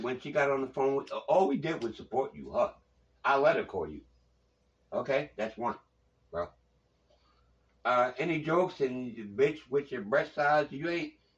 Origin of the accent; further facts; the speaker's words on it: Long Island, Suffolk County, New York, United States; I'm from Long Island